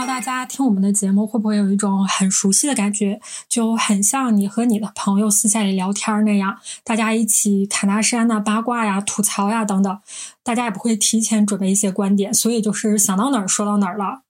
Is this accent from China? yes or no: yes; Northeast China, China; 我们是三个来自东北的 ladies